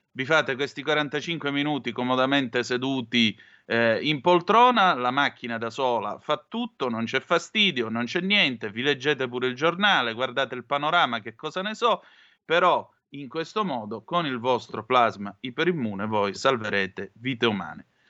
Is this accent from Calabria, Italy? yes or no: yes; Vibo Valentia, Calabria, Italy; moved away as an adult; io sono di Vibo Valencia e come vede parlo così